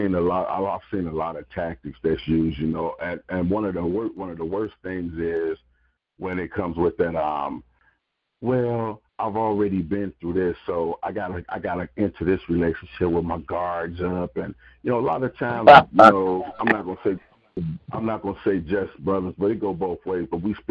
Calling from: Fort Myers, Florida, United States; I'm calling from Fort Myers, Florida

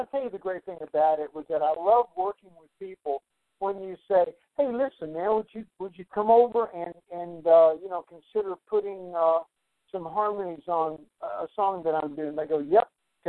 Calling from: Nashville, Tennessee, United States; I'm calling in from Nashville, Tennessee. I kind of go back and forth between Charleston, South Carolina, and Nashville.

